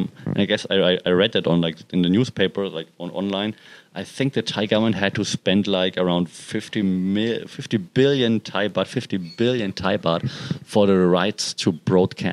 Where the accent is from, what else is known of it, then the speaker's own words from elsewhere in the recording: Germany; now in Thailand; It's this freaking small city in Germany